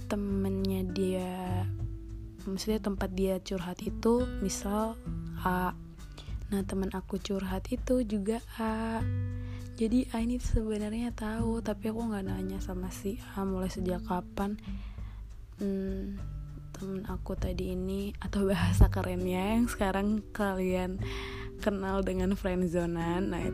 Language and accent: Indonesian; North Sumatra, Indonesia; pernah bilang aku Batak dan aku harus sama orang Batak